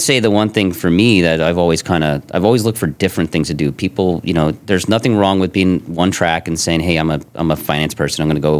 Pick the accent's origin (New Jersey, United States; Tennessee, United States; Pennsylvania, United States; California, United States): Pennsylvania, United States; Bethlehem; I grew up in Bethlehem, Pennsylvania. It's a steel town in the eastern part of PA.